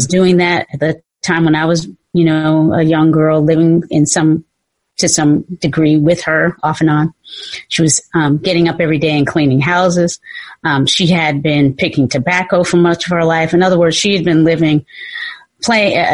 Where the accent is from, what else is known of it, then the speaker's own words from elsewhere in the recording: Kinston, North Carolina, United States; moved away as an adult; also born or lived in Virginia; now in San Francisco, United States; I was born in North Carolina.